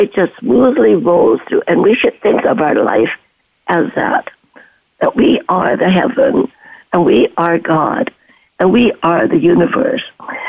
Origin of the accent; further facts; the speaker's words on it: China; also born or lived in Canada; now in Stanford, United States; I am a refugee from World War II, from China to Canada, and had my education, my nursing, and came down here to Stanford